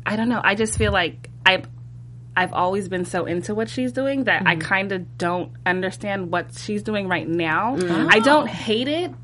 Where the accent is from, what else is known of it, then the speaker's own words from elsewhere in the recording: Northern California, United States; moved away as an adult; I'm actually from Northern California.